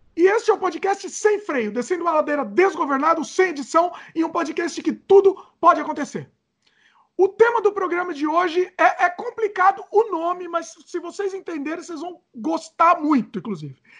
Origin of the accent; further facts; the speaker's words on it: Brazil; moved away; sempre quando eu volto pro Brasil